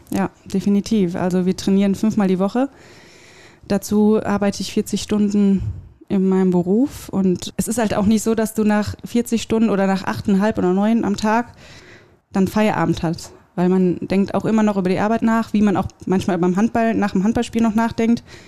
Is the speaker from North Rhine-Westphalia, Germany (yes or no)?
yes; Wuppertal, North Rhine-Westphalia, Germany; ich komme aus Wuppertal